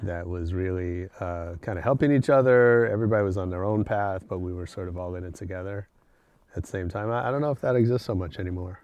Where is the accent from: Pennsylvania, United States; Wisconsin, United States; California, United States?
California, United States; San Francisco; moved away as an adult; also born or lived in Berkeley / Los Angeles; I grew up in San Francisco